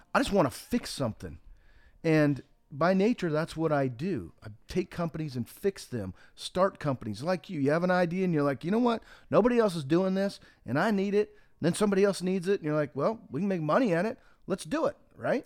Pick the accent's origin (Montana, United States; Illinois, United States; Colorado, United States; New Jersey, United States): Montana, United States; the wheat that I grew up with in Montana